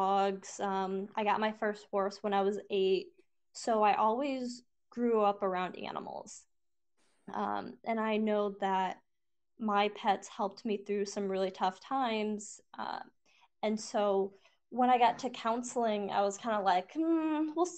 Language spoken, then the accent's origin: English; North Liberty, Indiana, United States; moved away as an adult; also born or lived in San Antonio, Texas / Fort Hood, Texas; I grew up in North Liberty, Indiana, and then I moved to San Antonio, Texas.